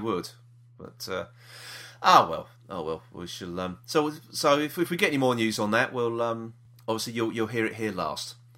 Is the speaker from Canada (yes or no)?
no; London, United Kingdom; we're from South East London